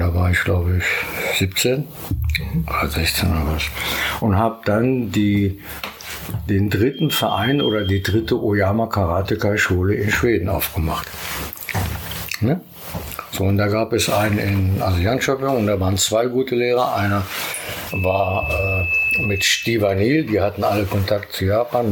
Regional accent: Braunschweig, Lower Saxony, Germany; in Braunschweig, da wo ich herkomme

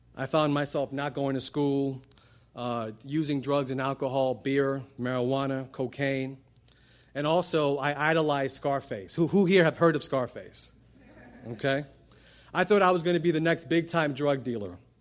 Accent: New York City, New York, United States; I grew up in Brooklyn, New York. I'm Puerto Rican

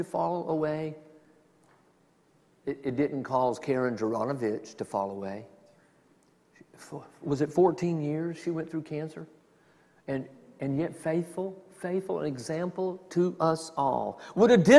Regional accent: the South, United States; I'm from the South

